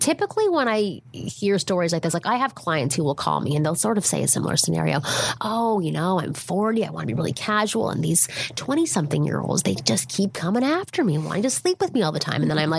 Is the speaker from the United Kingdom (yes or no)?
no; Toronto, Ontario, Canada; I'm from Toronto, which is where I'm from, Ontario, Canada.